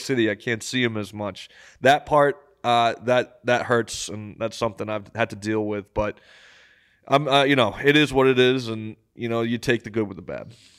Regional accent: Massachusetts, United States; I'm from Massachusetts.

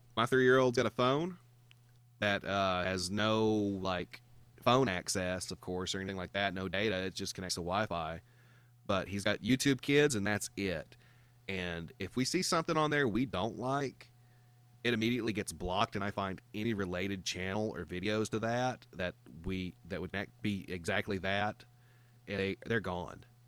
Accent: Georgia, United States; I'm from the South, man. I'm from Georgia.

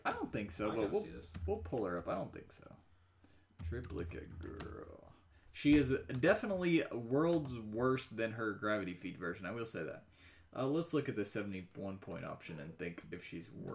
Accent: Kentucky, United States; I'm from Kentucky

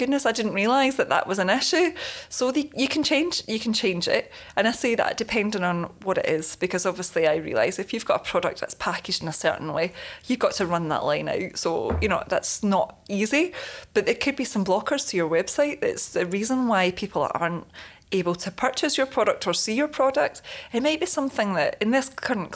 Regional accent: Leeds, Yorkshire and the Humber, United Kingdom; I'm from the Leeds area

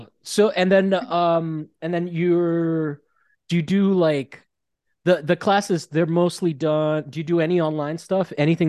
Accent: Italy; moved away; also born or lived in Rome; I grew up in Italy

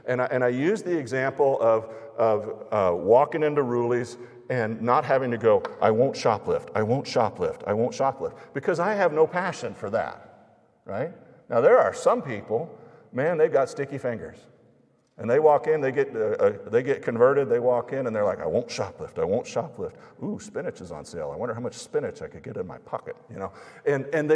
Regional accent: United States; American evangelical Christians

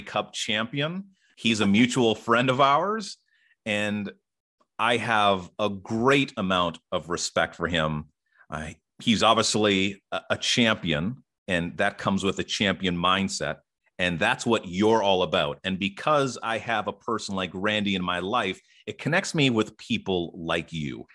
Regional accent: Ottawa, Ontario, Canada; I am from Ottawa, Ontario

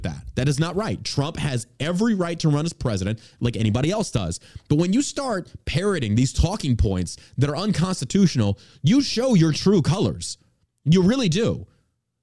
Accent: Beaumont, Texas, United States; I grew up in Southeast Texas in Beaumont

